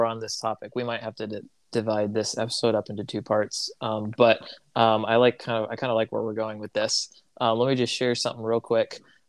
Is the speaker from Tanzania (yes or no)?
yes; Tanzania; But here I was, an American who I was told the Congolese, I grew up in Tanzania, and they automatically assumed that I spoke better Swahili than they did